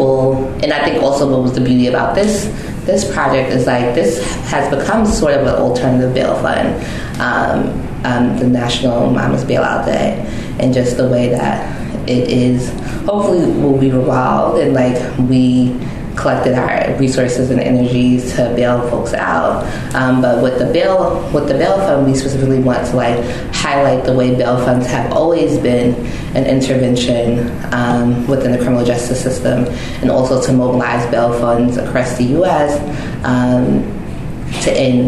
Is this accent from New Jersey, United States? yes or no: no; Long Island, New York, United States; now in Brooklyn, United States; I'm originally from Long Island